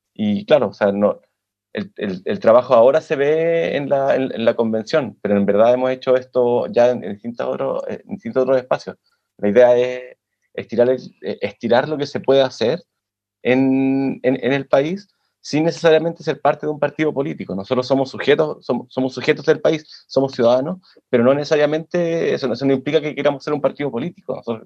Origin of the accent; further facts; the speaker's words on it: Santiago, Santiago Metropolitan Region, Chile; moved away as an adult; now in Lisbon, Portugal; soy chileno de Santiago, nacido y criado